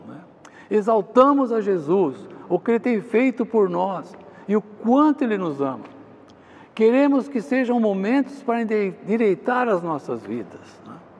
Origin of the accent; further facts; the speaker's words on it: Jundiaí, São Paulo, Brazil; ir ao culto da igreja lá em, Jundiaí, onde eu nasci